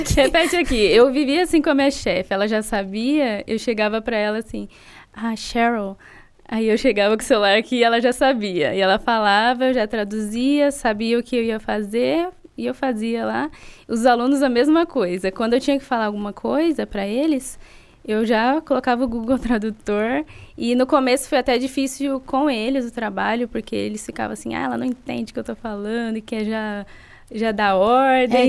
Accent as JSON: {"language": "Portuguese", "town": "Sertãozinho", "region": "São Paulo", "country": "Brazil", "also_born_or_lived": "Canada", "moved": "yes", "said": "eu vim de Sertãozinho"}